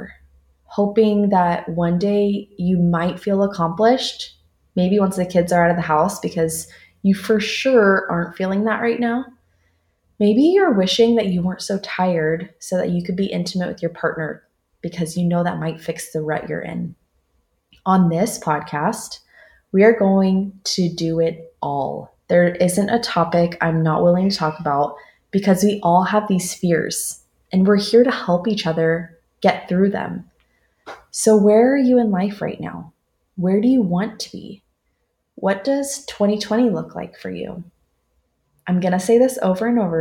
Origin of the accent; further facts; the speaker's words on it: Southern California, United States; moved away as an adult; now in Dallas, United States; I'm from Southern California, and I've been living in Dallas for the last 5 years